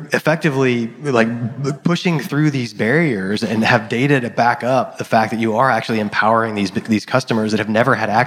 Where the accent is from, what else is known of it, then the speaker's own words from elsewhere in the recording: Texas, United States; I grew up in Texas